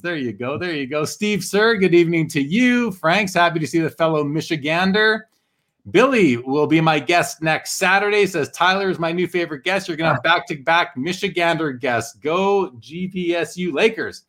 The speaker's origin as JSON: {"language": "English", "town": "Winnipeg", "region": "Manitoba", "country": "Canada", "tie": "born or raised there", "said": "I grew up in Winnipeg, which is north of North Dakota"}